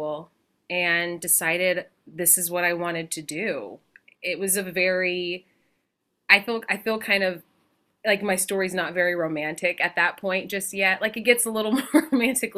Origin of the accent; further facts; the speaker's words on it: Spring, Texas, United States; now in New York, United States; I grew up in a small community called Spring outside of Houston, Texas